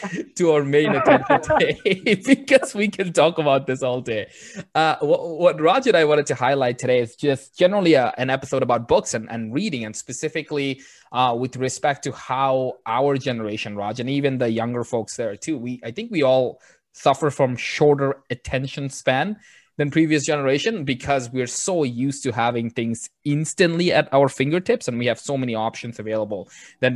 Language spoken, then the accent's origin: English; Bangladesh; first language Bengali; English is a second language; moved away; this was a second language in my school when I was in Bangladesh